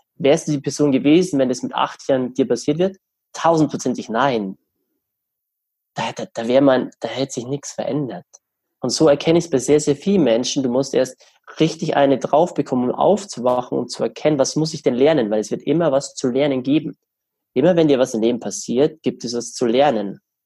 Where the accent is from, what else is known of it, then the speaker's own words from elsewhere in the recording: Germany; bei uns in Deutschland